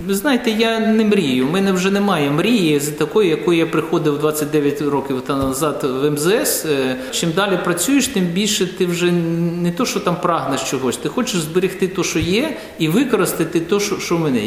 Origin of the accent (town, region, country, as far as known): Ukraine; moved away as an adult; now in Latvia